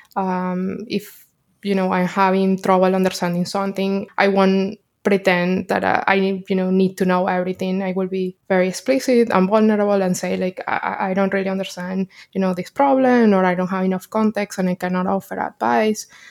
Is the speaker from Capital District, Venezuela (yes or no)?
yes; Caracas, Capital District, Venezuela; moved away as an adult; now in New York, United States; I'm from Caracas, Venezuela, and I moved to New York, uh, six years ago